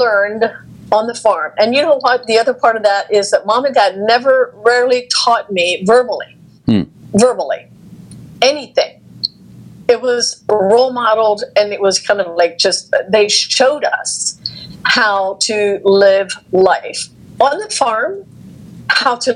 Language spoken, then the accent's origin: English; United States; also born or lived in Texas; growing up in the Amish community, I had no formal training